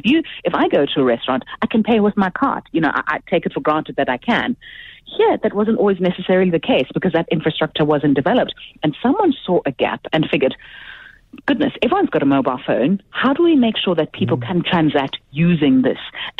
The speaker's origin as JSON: {"language": "English", "town": "Johannesburg", "region": "Gauteng", "country": "South Africa", "said": "I'm from Johannesburg"}